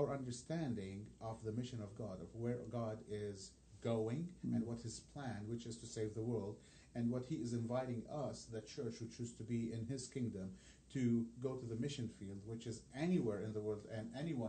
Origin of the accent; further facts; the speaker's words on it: Lebanon; first language Arabic; English is a second language; now in Indianapolis, United States; I come from this from Lebanon